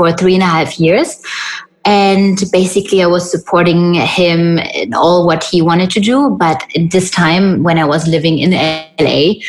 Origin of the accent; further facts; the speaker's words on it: Germany; moved away as an adult; also born or lived in Hollywood Hills; I'm born and raised in Germany